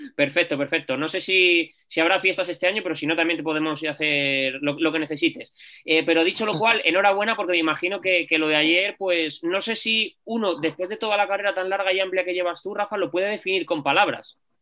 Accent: Algete, Community of Madrid, Spain; yo soy de Algete

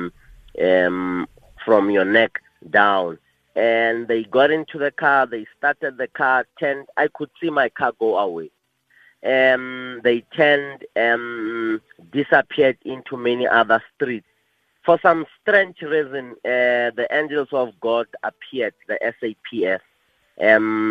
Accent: South Africa; my hometown in Bekazal

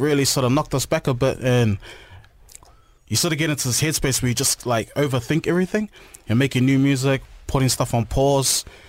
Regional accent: Auckland, New Zealand; We're from Onehunga

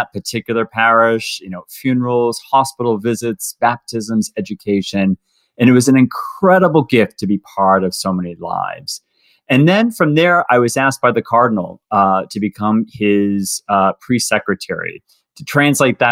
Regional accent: Boston, Massachusetts, United States; also born or lived in Ohio; I'm from Boston, Massachusetts, originally. That's where I was born and raised.

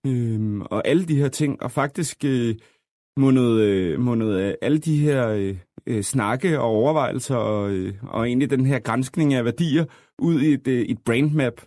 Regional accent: Copenhagen, Capital Region of Denmark, Denmark; vi er jo fra København alle sammen

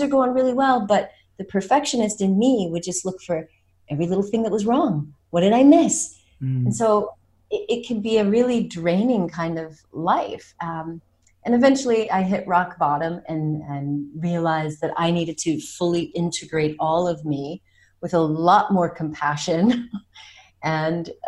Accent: United States; now in France; I was born in America

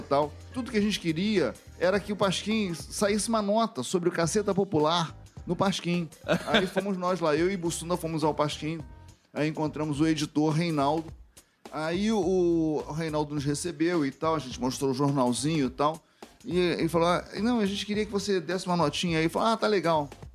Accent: Rio de Janeiro, Brazil; eu sou da Vila da Penha

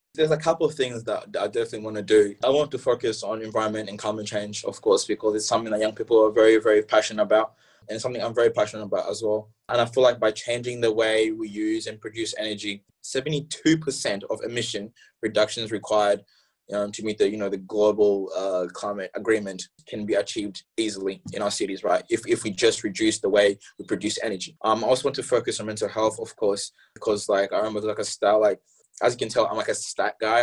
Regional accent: Hobsons Bay, Victoria, Australia; English is a second language; also born or lived in Democratic Republic of the Congo / Malawi; Hobson's Bay basically raised me for well, until until where I am now

